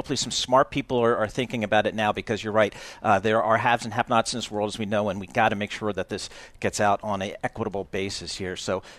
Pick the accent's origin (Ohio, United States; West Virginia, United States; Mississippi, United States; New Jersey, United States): New Jersey, United States; accent: Jersey; Maybe it's just my Jersey accent, maybe.